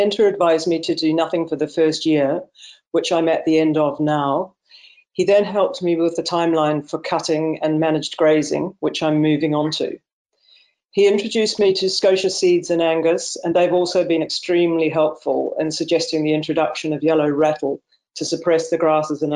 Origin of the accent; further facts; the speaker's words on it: New Zealand; now in Clovullin, United Kingdom; I was born in New Zealand, and I was brought up surrounded by nature